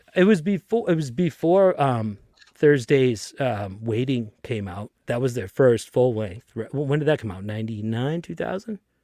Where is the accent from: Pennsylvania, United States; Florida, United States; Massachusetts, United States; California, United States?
Massachusetts, United States; Lynn; I grew up in Lynn, Massachusetts